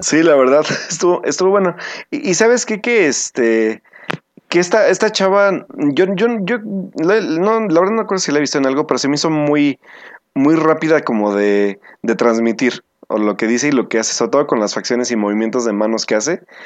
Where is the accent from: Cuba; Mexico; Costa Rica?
Mexico; nosotros como mexicanos